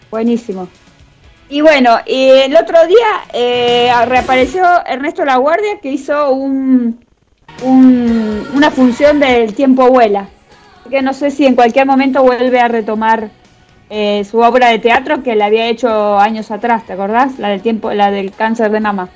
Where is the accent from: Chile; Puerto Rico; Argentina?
Argentina; somos los argentinos.